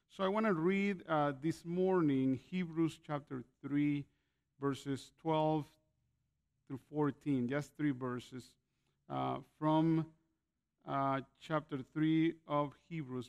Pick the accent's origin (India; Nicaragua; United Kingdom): Nicaragua; also born or lived in Canada / California, United States; now in Grand Rapids, Michigan, United States; I was born in Nicaragua and moved to Canada in the 80s, 1987